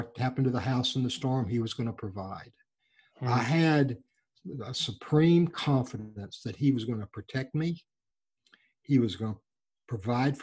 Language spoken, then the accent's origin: English; Texas Gulf Coast, United States; When I was a child, we grew up on the Texas Gulf Coast